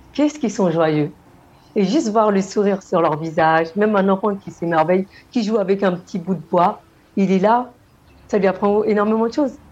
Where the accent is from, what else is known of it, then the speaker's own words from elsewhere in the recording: Senegal; moved away; je viens du Sénégal